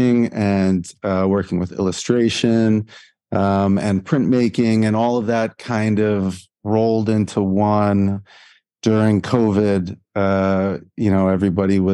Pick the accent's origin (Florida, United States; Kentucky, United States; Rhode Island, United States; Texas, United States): Rhode Island, United States; Providence; moved away as an adult; also born or lived in Edinburgh, Scotland; now in Dubai, United Arab Emirates; I'm from Providence, Rhode Island, United States.